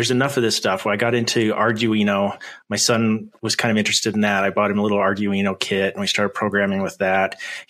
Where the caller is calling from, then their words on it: Idaho, United States; So I am in Idaho in the United States.